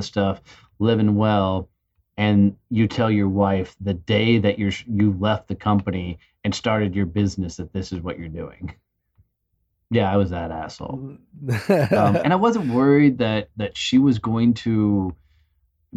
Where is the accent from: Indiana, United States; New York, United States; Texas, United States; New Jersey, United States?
Texas, United States; Fort Worth; In my hometown of Fort Worth, Texas